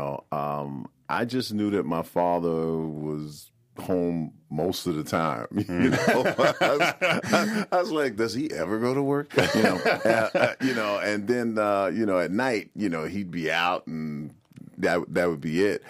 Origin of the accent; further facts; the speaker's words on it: New York City, New York, United States; Born and raised in Brooklyn, New York